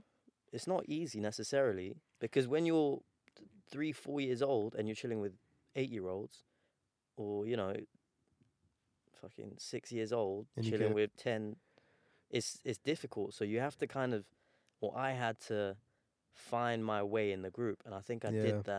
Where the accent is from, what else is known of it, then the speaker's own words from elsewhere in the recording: Iran; So we're obviously both Iranian. We're from the Persian community.